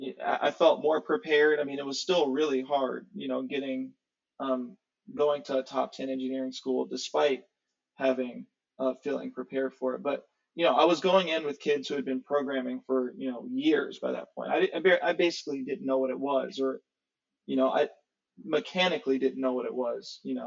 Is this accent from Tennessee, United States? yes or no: yes; Nashville, Tennessee, United States; also born or lived in Ohio; Yeah, so born in Ohio in some small town. My mom had me when she was really young, when she was in college. She was 19. So by and large, when people ask me where I'm from, I say Nashville.